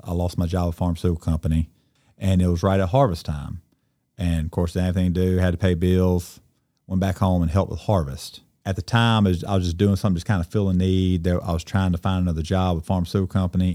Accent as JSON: {"language": "English", "town": "Cleveland", "region": "Mississippi", "country": "United States", "tie": "born or raised there", "said": "I grew up in Cleveland, and I'm technically, I guess, a second generational farmer."}